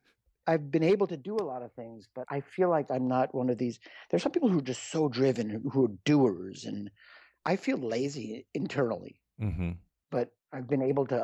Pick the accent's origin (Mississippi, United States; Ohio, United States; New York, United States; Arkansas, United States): New York, United States; New York City; No, I was born in New York City, raised in the suburbs, and now I've been, you know, here for a long time. So I'm a New Yorker.